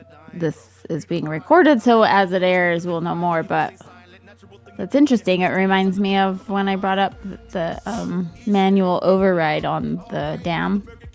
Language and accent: English; Utah, United States; We're from Utah, so we can't help but being preppers.